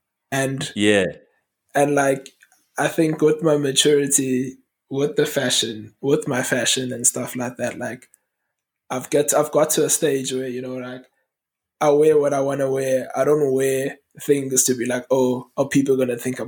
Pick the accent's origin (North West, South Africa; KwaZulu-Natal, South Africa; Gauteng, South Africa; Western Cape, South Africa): KwaZulu-Natal, South Africa; Durban; I grew up in Green Park in Durban